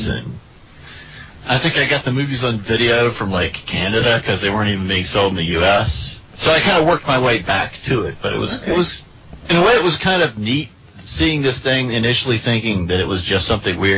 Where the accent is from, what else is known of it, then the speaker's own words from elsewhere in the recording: United States; I am from the colonies, also known as the United States of America